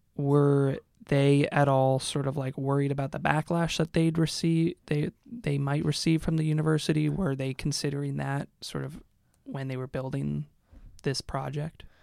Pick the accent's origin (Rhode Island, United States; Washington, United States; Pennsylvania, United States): Washington, United States; Seattle; moved away; I'm from Seattle, too